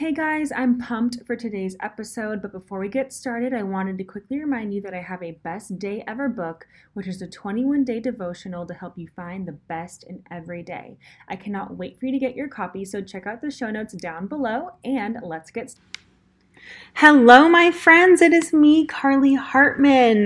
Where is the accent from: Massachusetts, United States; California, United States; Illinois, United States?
California, United States; Los Angeles; accent: Valley Girl; moved away as an adult; now in Nashville, United States; I am from Los Angeles, California